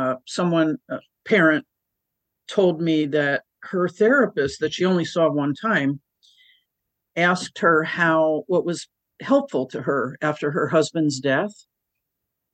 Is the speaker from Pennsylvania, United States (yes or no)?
yes; Philadelphia, Pennsylvania, United States; moved away as an adult; also born or lived in Chicago, United States; now in Portland, United States; I actually grew up outside of Northeast Philadelphia